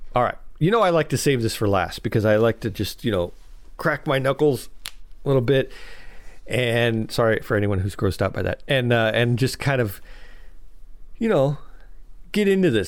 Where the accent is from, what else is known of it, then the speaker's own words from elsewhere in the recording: Chicago, Illinois, United States; I'm from Chicago